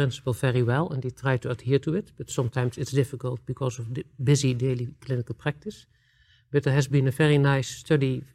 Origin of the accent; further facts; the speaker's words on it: Netherlands; I'm coming from the Netherlands